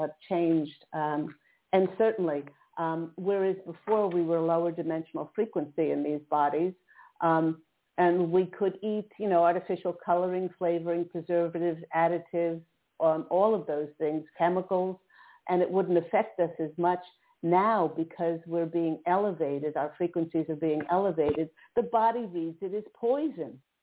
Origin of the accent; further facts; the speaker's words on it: East Coast, United States; now in Southern California, United States; I'm in Southern California now, but I remember uh, growing up on the East Coast